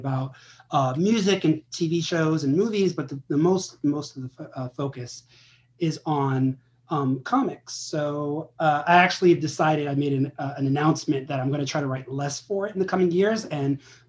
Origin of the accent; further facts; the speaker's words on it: New York City, New York, United States; I'm originally from Brooklyn, New York